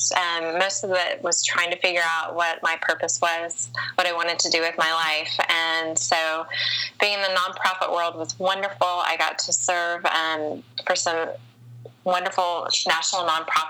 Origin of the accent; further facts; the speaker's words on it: the South, United States; an older woman growing up in the South and being over 35 and unmarried